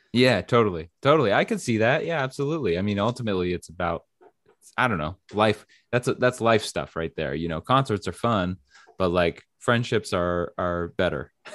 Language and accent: English; New Hampshire, United States; moved away; I'm from New Hampshire